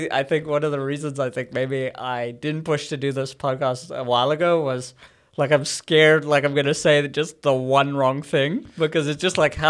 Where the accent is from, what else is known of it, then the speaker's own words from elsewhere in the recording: Johannesburg, Gauteng, South Africa; moved away as an adult; now in Toronto, Canada; I am from Johannesburg.